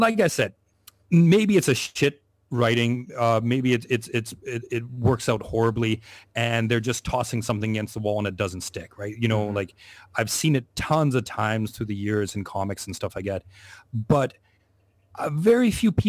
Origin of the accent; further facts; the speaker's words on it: Canada; now in Asia; I'm Canadian, I'm living in Asia